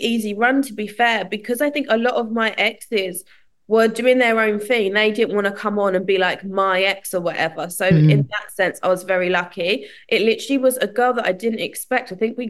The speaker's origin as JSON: {"language": "English", "town": "Southend-on-Sea", "region": "East of England", "country": "United Kingdom", "said": "I'm from Southend."}